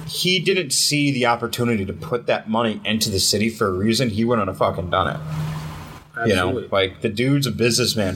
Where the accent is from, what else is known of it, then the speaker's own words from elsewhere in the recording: Cheektowaga, New York, United States; We grew up in Cheektowaga. We grew up basically East Side as it is